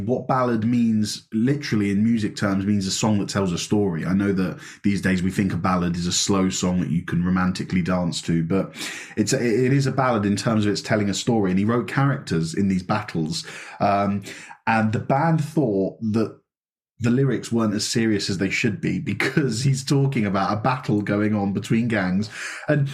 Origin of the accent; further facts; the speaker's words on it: United Kingdom; I'm so British.